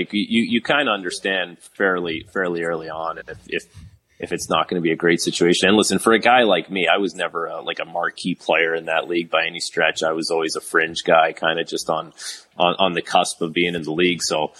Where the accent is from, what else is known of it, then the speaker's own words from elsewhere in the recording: Toronto, Ontario, Canada; playing in my hometown city